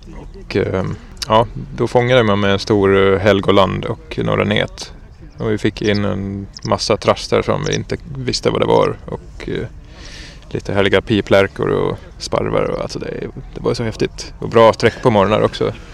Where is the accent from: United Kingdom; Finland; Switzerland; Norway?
Finland; Southern Finland; moved away as an adult; now in Gotland, Sweden; Jag kommer från södra Finland